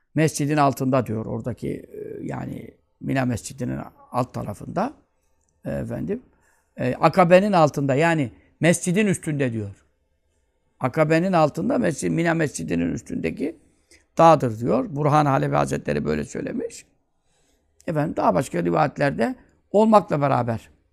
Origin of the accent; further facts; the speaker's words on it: Turkey; Ben Türk'üm